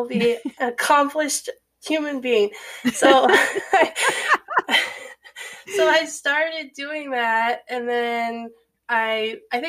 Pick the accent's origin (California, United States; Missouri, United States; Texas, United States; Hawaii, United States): California, United States; Fresno; moved away as an adult; also born or lived in New Mexico / Ohio; now in Virginia, United States; I grew up in Fresno, California